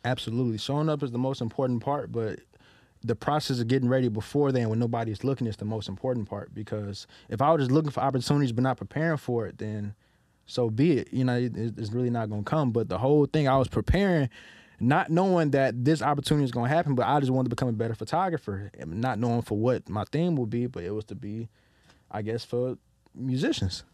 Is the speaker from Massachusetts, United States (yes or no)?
no; Detroit, Michigan, United States; growing up in Detroit, my, uh, grandparents raised me